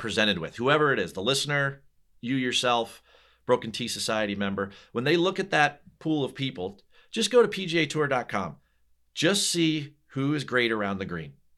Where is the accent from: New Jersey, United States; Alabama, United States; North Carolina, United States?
New Jersey, United States; I'm from New Jersey.